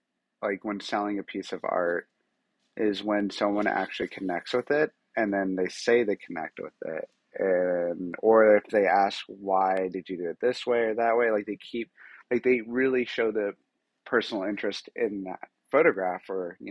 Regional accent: New Mexico, United States; New Mexico, where I'm from, and I'm super proud to say that, I'm from New Mexico, and I'm a New Mexican

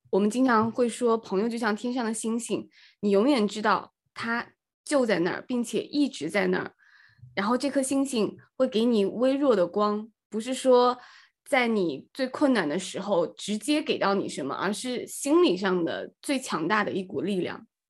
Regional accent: Nanjing, Jiangsu, China; 我从小是在南京长大

